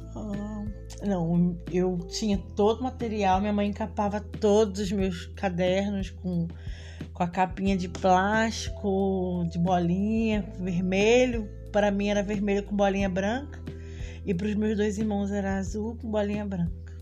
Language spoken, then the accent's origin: Portuguese; Rio de Janeiro, Brazil; now in Espírito Santo, Brazil; Fui nascida e criada na comunidade de Três Pontes, no Rio de Janeiro, na Zona Oeste